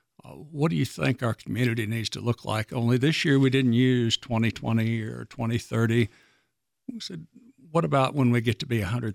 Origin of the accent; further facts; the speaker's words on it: Northwest Arkansas, United States; Ask anybody that's been here as long as I have, and they say, oh, I'm from Rogers or I'm from Bentonville.